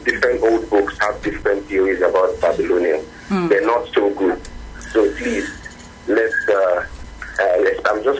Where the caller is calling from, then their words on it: Ikeja, Lagos, Nigeria; I'm calling from Ikeja.